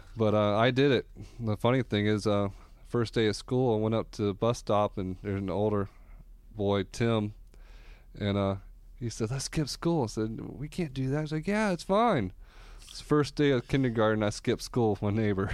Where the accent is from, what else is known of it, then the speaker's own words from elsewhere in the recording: Orlando, Florida, United States; I grew up here in Orlando, the Doctor Phillips area